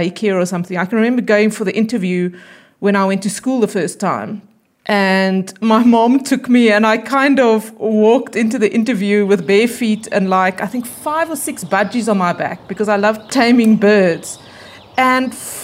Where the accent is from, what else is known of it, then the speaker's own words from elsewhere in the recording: Bloemfontein, Free State, South Africa; also born or lived in United States; I was born in Bloemfontein. I grew up in Bloemfontein, and I went to school here, and then I went to university here